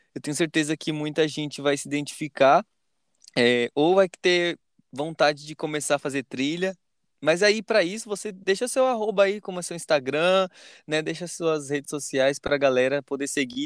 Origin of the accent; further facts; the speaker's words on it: Pernambuco, Brazil; moved away as an adult; now in São Paulo, Brazil; Eu sou de Pernambuco, mas vim três anos, então para mim eu sou paulista